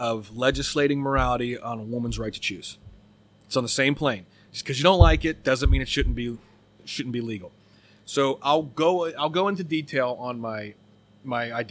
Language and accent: English; United States; we have as American citizens